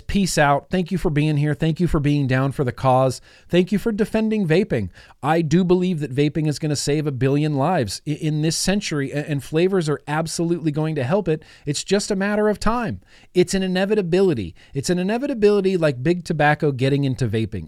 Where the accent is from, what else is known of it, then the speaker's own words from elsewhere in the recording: United States; I'm an American.